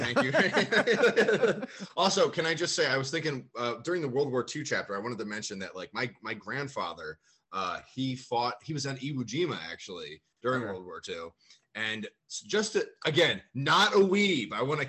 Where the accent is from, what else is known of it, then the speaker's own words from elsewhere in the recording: United States; as an American who's never been to Japan